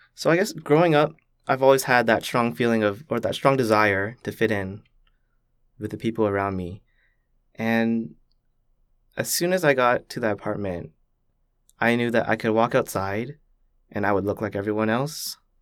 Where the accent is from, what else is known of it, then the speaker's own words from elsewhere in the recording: Richmond Hill, Ontario, Canada; also born or lived in Toronto; I just grew up in a very typical Canadian fashion for where I lived in Richmond Hill